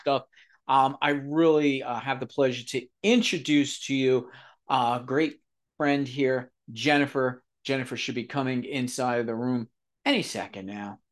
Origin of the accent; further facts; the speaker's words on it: New York City, New York, United States; also born or lived in Southern Pennsylvania; now in Pennsylvania, United States; I'm from the New York area, Bronx, New York, the real Bronx, real pizza